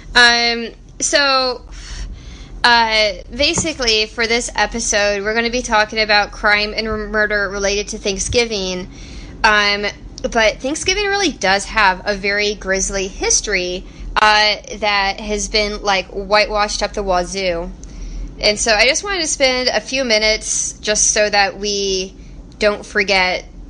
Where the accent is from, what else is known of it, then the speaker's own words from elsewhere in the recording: Texas, United States; we are from Texas